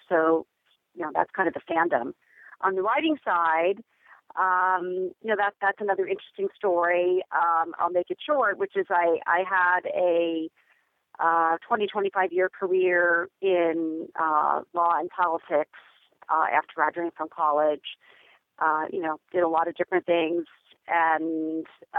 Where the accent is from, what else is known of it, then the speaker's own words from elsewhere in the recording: Bay Area, California, United States; I'm from the Bay Area